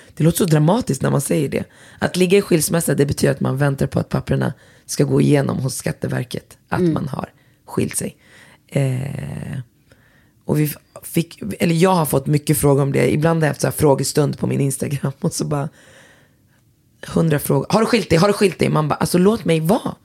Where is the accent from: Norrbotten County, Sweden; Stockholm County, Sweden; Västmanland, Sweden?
Västmanland, Sweden; Västerås; jag är från Västerås och om jag hade varit från orten så är det fortfarande Sverige